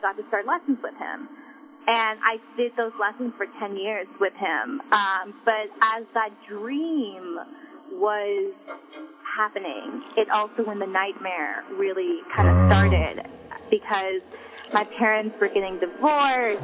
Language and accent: English; Oregon, United States; also born or lived in Da Nang, Vietnam; I was adopted, and I grew up in Oregon, a small, small town in Oregon